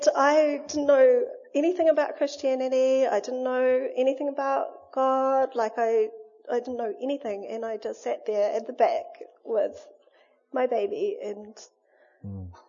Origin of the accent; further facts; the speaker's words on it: Wainui, New Zealand; we grew up in Wainui